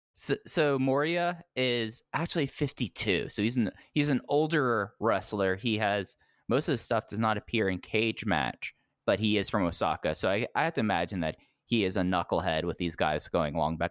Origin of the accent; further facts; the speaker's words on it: Texas, United States; growing up in Texas